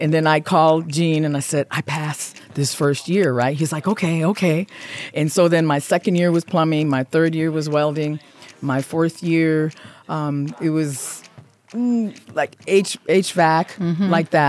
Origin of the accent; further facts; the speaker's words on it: Midwest, United States; I'm Midwest also.